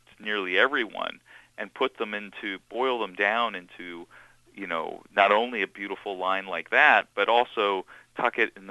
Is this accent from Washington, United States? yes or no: yes; Seattle, Washington, United States; also born or lived in New York; my real experience of growing up as a Jewish kid in Seattle